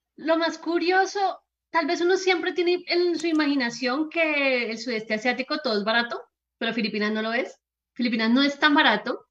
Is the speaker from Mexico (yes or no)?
no; Colombia